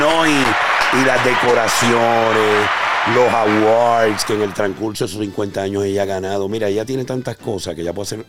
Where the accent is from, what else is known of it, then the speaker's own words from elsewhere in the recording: Carolina, Puerto Rico; mi pueblo, Carolina, tierra gigante, la tierra de Clemente